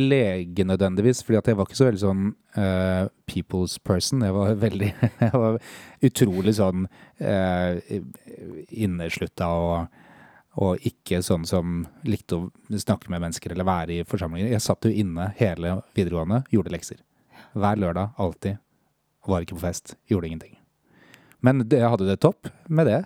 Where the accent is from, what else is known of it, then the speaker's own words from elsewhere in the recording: Lillestrøm, Akershus, Norway; 44. Kommer fra Lillestrøm